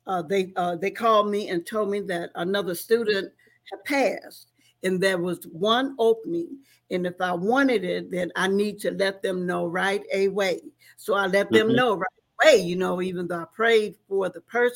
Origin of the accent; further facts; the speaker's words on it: the South, United States; now in Detroit, United States; I come from the South, so we didn't do anything or know anything about social workers.